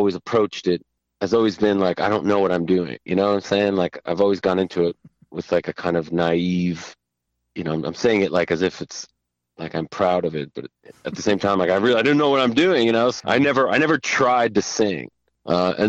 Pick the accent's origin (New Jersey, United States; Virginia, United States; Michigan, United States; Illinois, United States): New Jersey, United States; Teaneck; also born or lived in Israel / New York; I grew up in Jersey, suburbs, you know, all the Israelis tend to end up northern Jersey